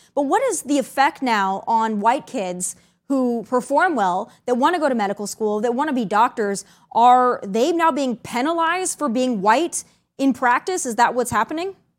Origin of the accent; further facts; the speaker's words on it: South Dakota, United States; I'm from South Dakota